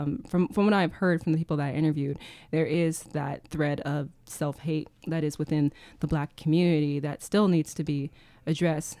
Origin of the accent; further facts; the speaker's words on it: Sacramento, California, United States; I come from Sacramento